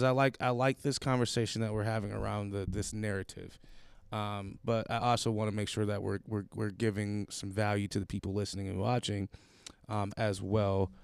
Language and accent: English; Buffalo, New York, United States; moved away as an adult; now in Pittsburgh, United States; I'm from Buffalo. Ah. I moved here to go to school